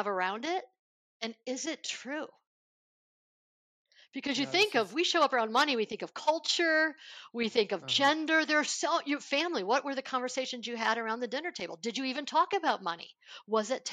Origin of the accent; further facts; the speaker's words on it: Buffalo, New York, United States; I grew up in Buffalo, New York